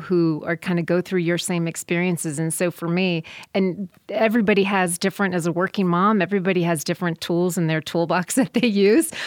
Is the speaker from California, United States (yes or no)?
no; South Bend, Indiana, United States; I grew up in South Bend, Indiana, so watching football since before I could talk